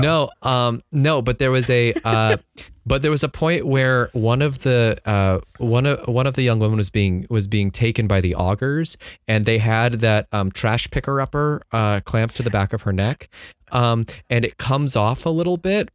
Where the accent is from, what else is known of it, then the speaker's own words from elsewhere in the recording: San Diego, California, United States; I grew up in San Diego